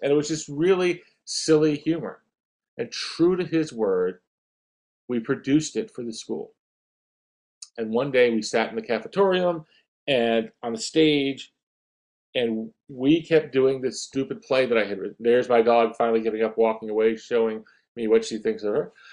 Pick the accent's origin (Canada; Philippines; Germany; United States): United States; Atlantic Beach, Florida; also born or lived in Italy; I grew up in a small beach town near Jacksonville um, called Atlantic Beach, Florida